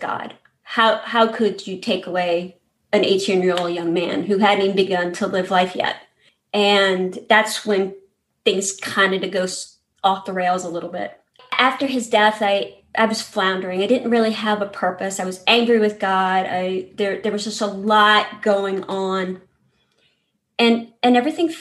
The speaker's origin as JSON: {"language": "English", "town": "New Orleans", "region": "Louisiana", "country": "United States", "tie": "born or raised there", "said": "I grew up in New Orleans, Louisiana, in a very loud, very Catholic family."}